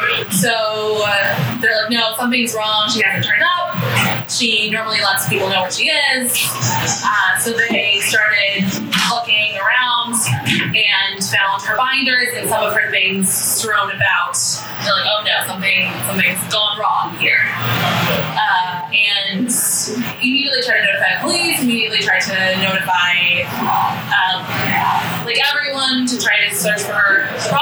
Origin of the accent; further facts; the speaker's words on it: Moreno Valley, California, United States; moved away; I'm from California originally.